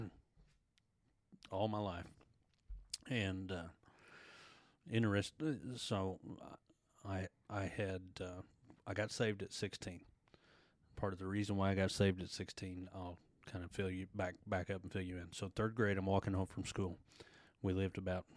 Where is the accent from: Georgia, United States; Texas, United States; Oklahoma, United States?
Oklahoma, United States; Sapulpa; Born and raised in Spalpa. Grew up in the same house throughout my childhood